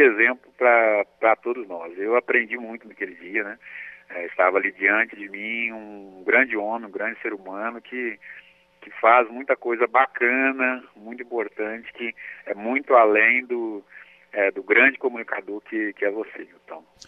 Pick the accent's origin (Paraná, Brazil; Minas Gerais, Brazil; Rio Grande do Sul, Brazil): Minas Gerais, Brazil; interior of; also born or lived in Lagoa da Prata; nós que, que viemos aqui do interior de Minas